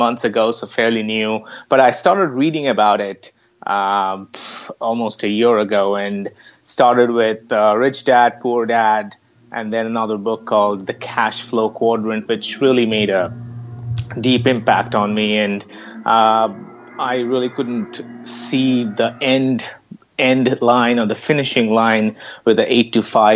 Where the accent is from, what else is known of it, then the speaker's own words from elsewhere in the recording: India; moved away as an adult; also born or lived in California; now in San Francisco, United States; from India. I came to the United States about 10 years ago